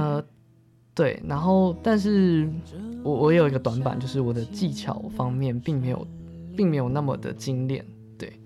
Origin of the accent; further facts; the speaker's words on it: Zhunan, Miaoli County, Taiwan; moved away as an adult; now in Taipei, Taiwan; 我的家乡竹南